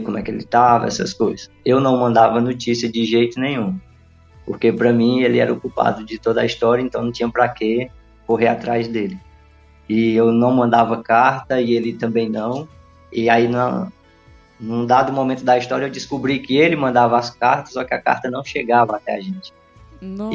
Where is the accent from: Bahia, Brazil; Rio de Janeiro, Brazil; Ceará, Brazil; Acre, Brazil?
Ceará, Brazil; Crateús; also born or lived in Petrolina, Pernambuco; now in Independência, Brazil; morei um tempo em Crateus, né? Na verdade, fui criado em Crateus